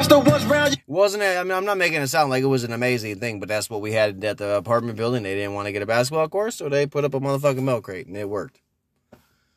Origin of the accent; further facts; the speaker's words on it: Minneapolis, Minnesota, United States; also born or lived in Brooklyn Park, Minnesota; When I was growing up in Minneapolis and I was growing up in Brooklyn Park